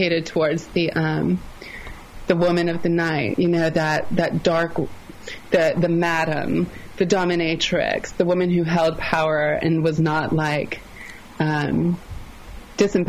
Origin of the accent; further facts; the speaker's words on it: the South, United States; accent: Southern; I'm from the South, if you couldn't tell from my accent